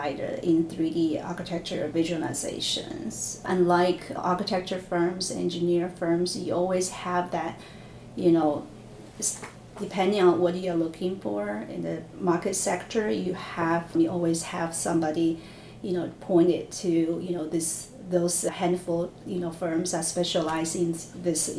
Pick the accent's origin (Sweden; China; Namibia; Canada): China; moved away as an adult; I grew up in China in this big architecture engineer company